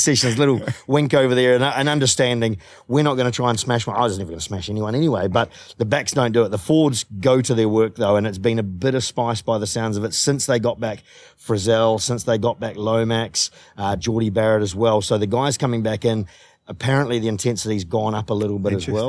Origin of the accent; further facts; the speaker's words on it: New Zealand; moved away; as a New Zealander